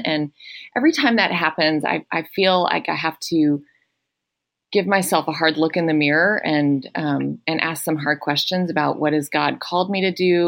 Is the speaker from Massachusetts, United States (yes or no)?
no; Atlanta, Georgia, United States; I grew up in Atlanta, Georgia, and I did not grow up in a Christian home